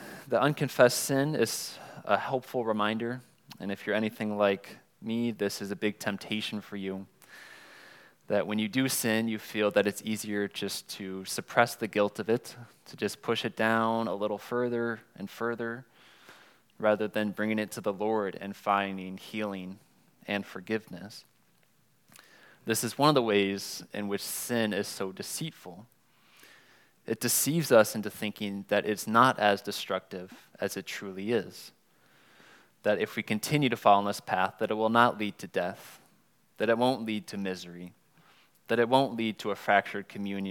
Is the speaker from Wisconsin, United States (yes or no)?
yes; Wisconsin, United States; moved away; I was born and raised in Wisconsin